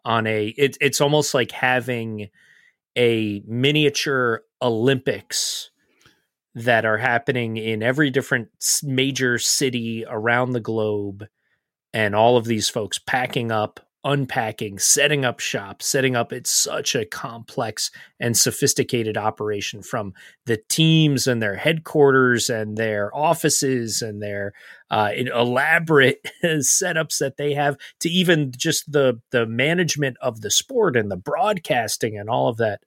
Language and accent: English; United States; as American fans